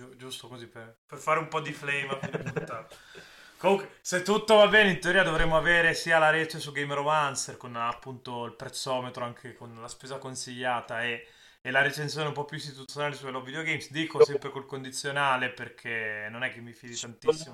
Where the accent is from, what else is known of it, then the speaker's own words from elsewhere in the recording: Milan, Lombardy, Italy; sono milanese